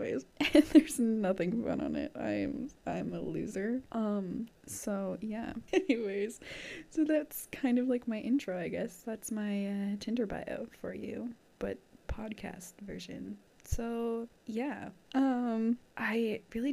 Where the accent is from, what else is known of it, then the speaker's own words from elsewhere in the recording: Canada; I'm from Canada